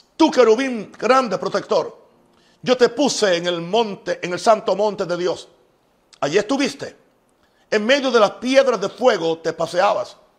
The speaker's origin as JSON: {"language": "Spanish", "country": "United States", "said": "mi país, en Estados Unidos"}